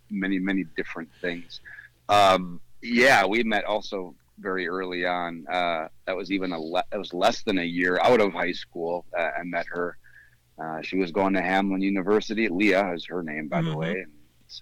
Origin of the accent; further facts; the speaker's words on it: St. Paul, Minnesota, United States; also born or lived in Eagan; I'm a St. Paul kid, really, all the way through. I lived in McAllister, Groveland area from the time I was 2 till I think 14